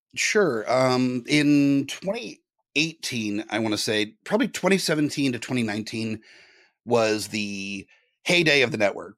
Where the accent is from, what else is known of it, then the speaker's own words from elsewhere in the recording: Southern California, United States; moved away; I'm originally from Southern California